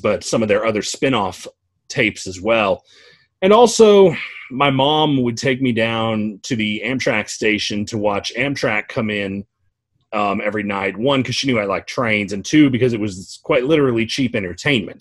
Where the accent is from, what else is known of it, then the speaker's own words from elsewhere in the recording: Georgia, United States; the last time that NNW 611 came through my hometown. So my mom took me down to the station that day